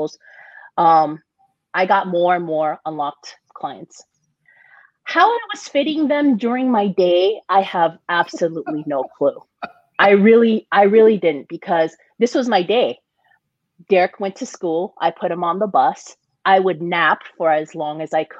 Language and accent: English; Hawaii, United States; also born or lived in San Diego; now in Las Vegas, United States; growing up in Hawaii, it was my first job